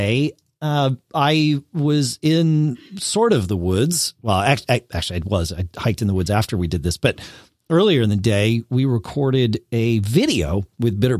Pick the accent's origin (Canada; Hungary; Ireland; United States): United States; Connecticut; now in Durham, New Hampshire, United States; I grew up in Connecticut. I was born there, but I do not currently live there